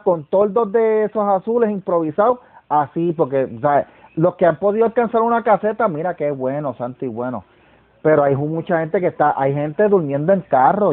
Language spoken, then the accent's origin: Spanish; Puerto Rico; nosotros mismos puertorriqueños